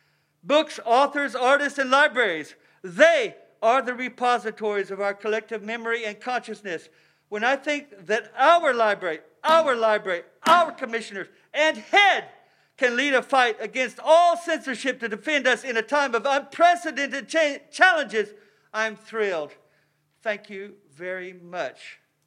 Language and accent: English; South Carolina, United States; now in San Francisco, United States; Like the city librarian, Mr. Lambert, I came to San Francisco from South Carolina.